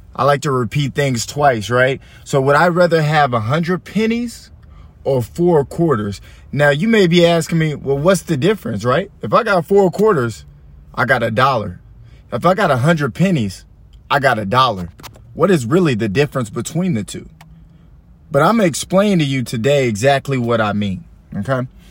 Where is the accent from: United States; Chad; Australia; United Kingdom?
United States; Allen, Texas; I'm from Allen